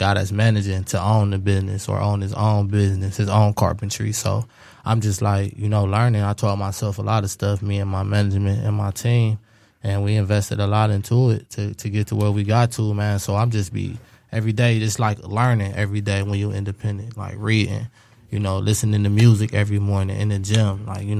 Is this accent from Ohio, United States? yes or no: yes; Cleveland, Ohio, United States; I'm from Cleveland